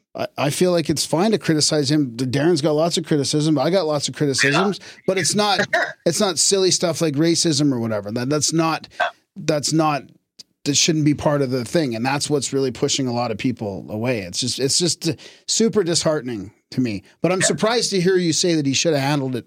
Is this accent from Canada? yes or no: yes; Canada; as a Canadian